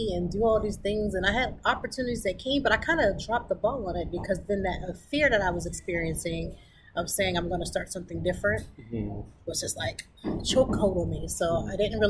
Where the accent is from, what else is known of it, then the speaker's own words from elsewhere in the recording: Lancaster, Pennsylvania, United States; I wanted to go back because I'm from Lancaster.